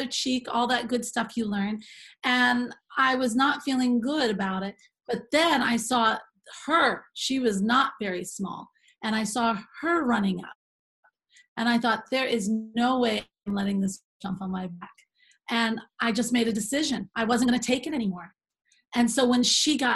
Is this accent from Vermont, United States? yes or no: yes; Vermont, United States; I grew up in Vermont on Shelburne Road